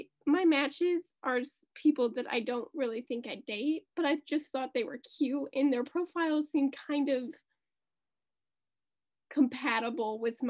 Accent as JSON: {"language": "English", "town": "St. Louis", "region": "Missouri", "country": "United States", "also_born_or_lived": "Mississippi", "moved": "yes", "said": "And then it says I'm from St. Louis."}